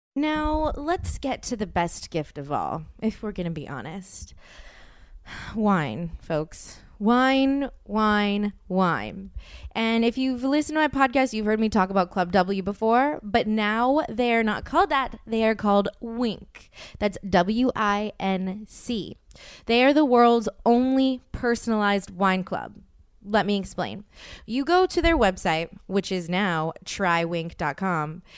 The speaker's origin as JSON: {"language": "English", "region": "the South", "country": "United States", "said": "I'm from the South"}